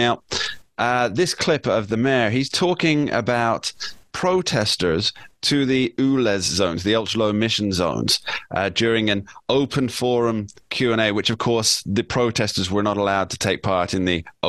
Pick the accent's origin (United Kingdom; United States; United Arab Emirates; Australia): United Kingdom; moved away; my home country